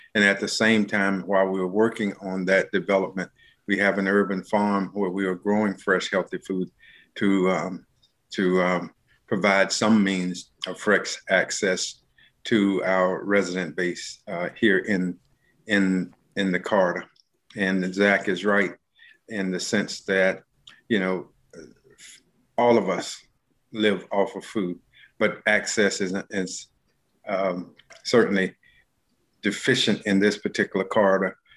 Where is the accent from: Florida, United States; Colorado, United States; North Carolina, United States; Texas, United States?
North Carolina, United States; Charlotte; I am a native Charlottean, born and reared